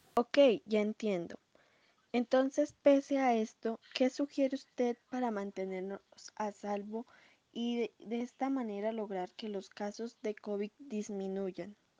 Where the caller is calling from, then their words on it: Cali, Valle del Cauca, Colombia; estoy llamando desde la ciudad de Cali